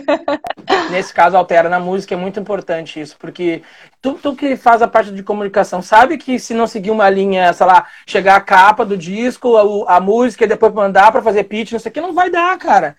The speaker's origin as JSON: {"language": "Portuguese", "town": "Guaíba", "region": "Rio Grande do Sul", "country": "Brazil", "said": "na cidade de Guaíba eu tinha uma banda"}